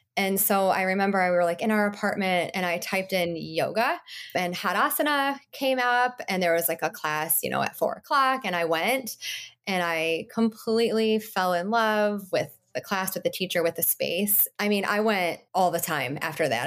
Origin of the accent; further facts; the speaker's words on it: Michigan, United States; I grew up in Michigan with my mom and my dad